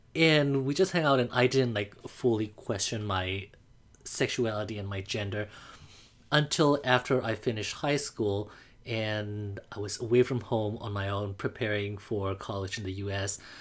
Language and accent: English; Mandalay, Mandalay Region, Myanmar; English is a second language; now in United States; I grew up in Mandalay, Burma.